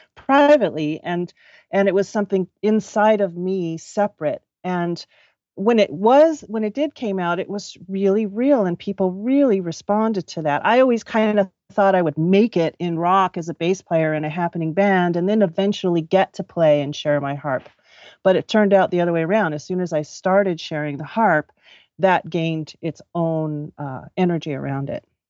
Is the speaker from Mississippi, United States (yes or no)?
no; Los Angeles, California, United States; also born or lived in Orange County; I grew up in Southern California, um, born and raised around Los Angeles and Orange County.